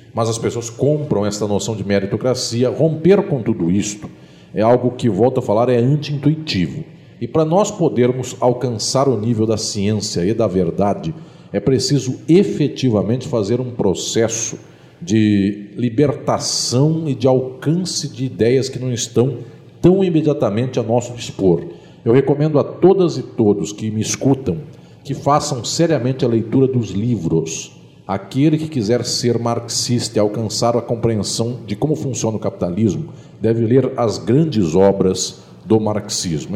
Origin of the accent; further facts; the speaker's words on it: São Paulo, Brazil; now in Paraná, Brazil; aqui no Paraná, lá no meu estado de São Paulo